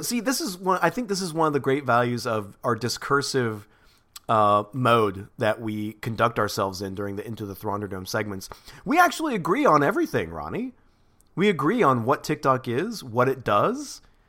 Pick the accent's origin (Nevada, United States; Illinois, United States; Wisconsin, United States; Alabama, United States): Alabama, United States; I'm so proud of my home state of Alabama. They have really led the charge.